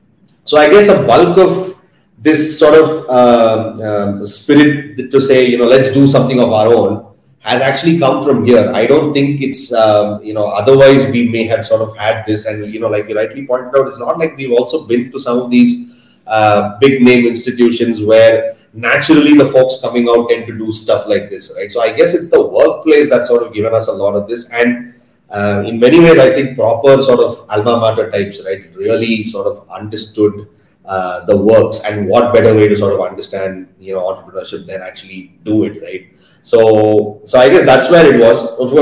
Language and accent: English; Bangalore, Karnataka, India; So I've been born and brought up in Bangalore, done my schooling here, was a hostel kid, the best years of my life for sure. Did my college in Bangalore